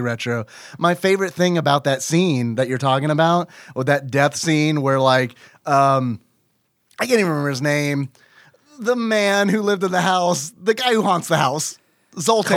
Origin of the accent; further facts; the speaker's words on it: United States; I'm American